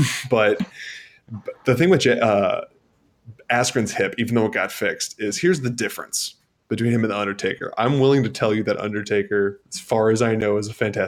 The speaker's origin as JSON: {"language": "English", "town": "Seattle", "region": "Washington", "country": "United States", "said": "Oh, I'm from Seattle."}